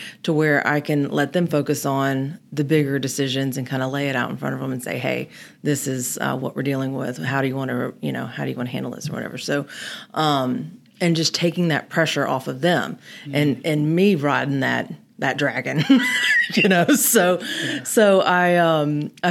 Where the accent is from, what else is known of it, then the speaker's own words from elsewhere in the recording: Germantown, Tennessee, United States; now in Memphis, United States; I grew up in Germantown in Kimbrough Woods